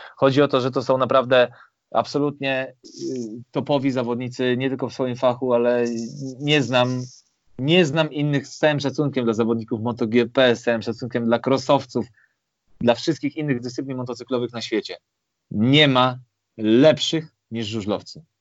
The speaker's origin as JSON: {"language": "Polish", "town": "Warsaw", "region": "Masovian Voivodeship", "country": "Poland", "said": "ja pochodzę z Warszawy"}